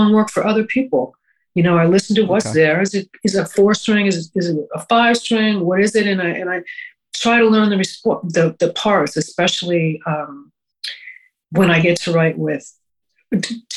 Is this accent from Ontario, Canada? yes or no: no; Montreal, Quebec, Canada; I grew up in Montreal, which was a great city